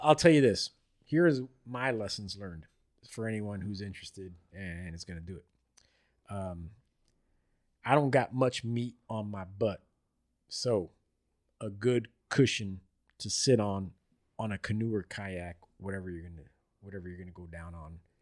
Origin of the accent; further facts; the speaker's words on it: Florida, United States; I grew up in Florida my whole life